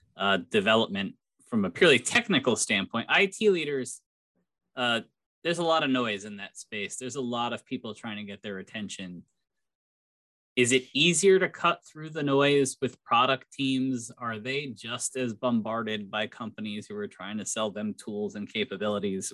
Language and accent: English; Connecticut, United States; my home state of Connecticut